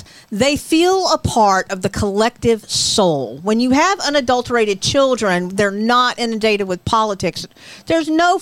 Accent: Georgia, United States; moved away; I was raised in Georgia

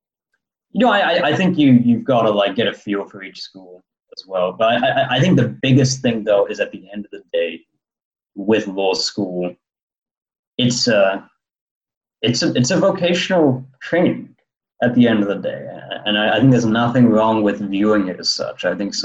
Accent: London, United Kingdom; born there; Well, I was born in London, and so a British citizen as well as a Canadian citizen

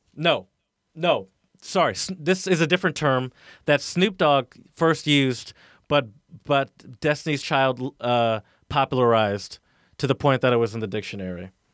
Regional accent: the South, United States; I grew up in the South

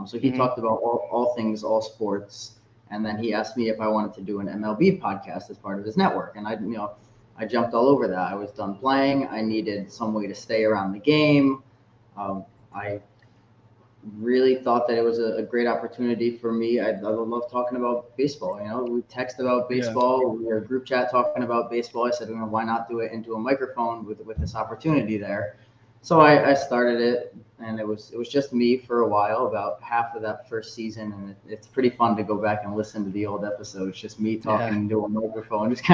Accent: Connecticut, United States; I'm from Connecticut. I grew up in a family of Yankees fans, actually

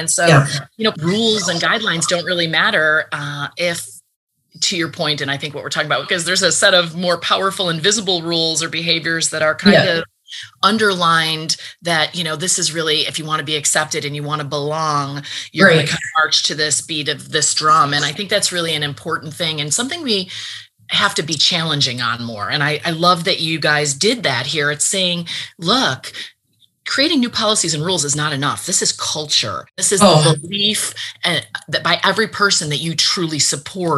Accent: United States; as an American

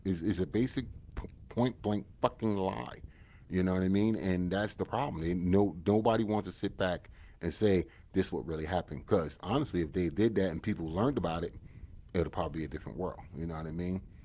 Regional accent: United States; I'm American and you know that. And I'm, I'm American to the core

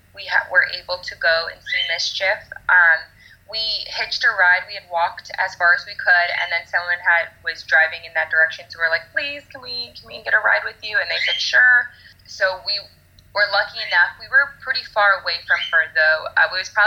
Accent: Florida, United States; We are from Florida

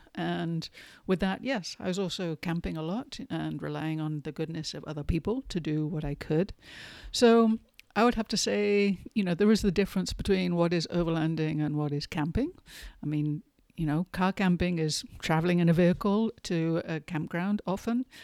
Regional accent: England, United Kingdom; moved away; I grew up in England, as you might be able to tell by my accent.

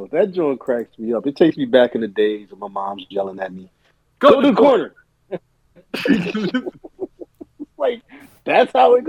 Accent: North Carolina, United States; My home state. And yes, I don't speak up for all of North Carolina.

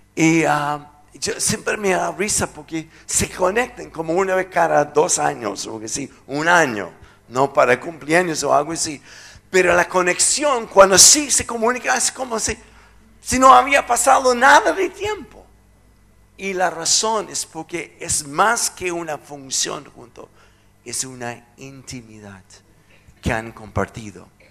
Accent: United States; Spanish is a second language; moved away; soy gringo

